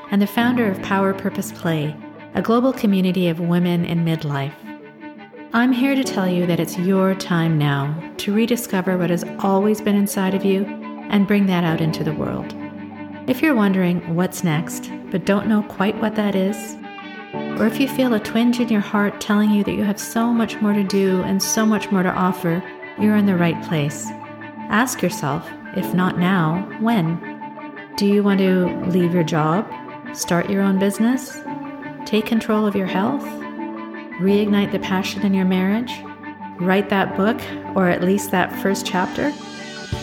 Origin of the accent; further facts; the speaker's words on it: Canada; also born or lived in Kenya; I was born in Kenya and raised in Canada.